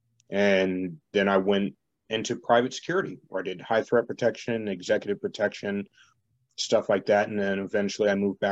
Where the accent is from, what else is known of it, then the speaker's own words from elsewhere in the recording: Atkinson, New Hampshire, United States; now in Derry, United States; And I grew up in Atkinson.